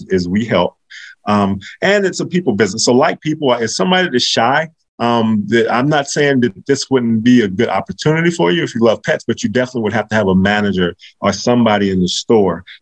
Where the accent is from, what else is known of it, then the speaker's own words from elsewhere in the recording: North Carolina, United States; also born or lived in Virginia; I'm from North Carolina and I went to school in Virginia.